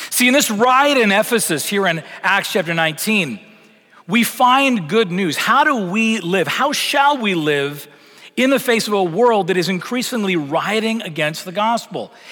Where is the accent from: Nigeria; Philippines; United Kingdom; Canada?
Canada; moved away as an adult; now in United States; been in Texas almost seven years, and that still feels strange to me. Because you got to remember where I came from coming from Canada, coming from a very secularized context.